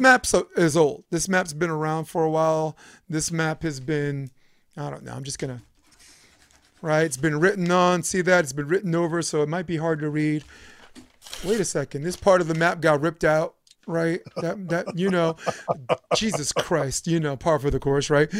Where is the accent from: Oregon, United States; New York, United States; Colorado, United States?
New York, United States; New York City; we're both from Brooklyn